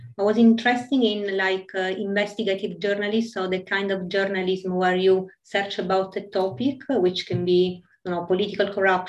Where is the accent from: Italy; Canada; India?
Italy; English is a second language; In Italy.